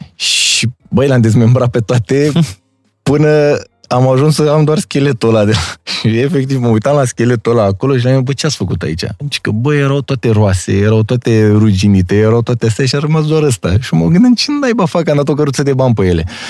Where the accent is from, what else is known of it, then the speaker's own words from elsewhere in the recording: Romania; Noi, ca și români